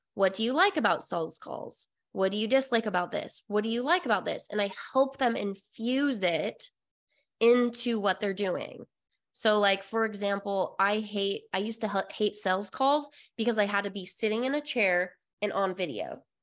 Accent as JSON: {"language": "English", "region": "Utah", "country": "United States", "tie": "born or raised there", "moved": "yes", "said": "I came from Utah, uh, born and raised all of my life"}